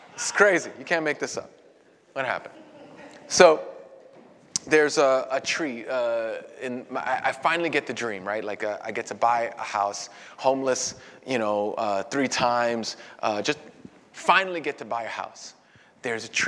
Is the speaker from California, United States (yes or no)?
no; New York City, New York, United States; I was born and raised in Brooklyn